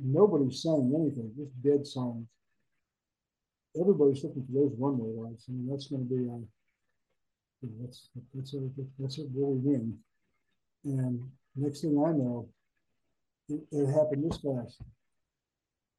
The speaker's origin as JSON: {"language": "English", "town": "Tampa", "region": "Florida", "country": "United States", "said": "I'm from Tampa."}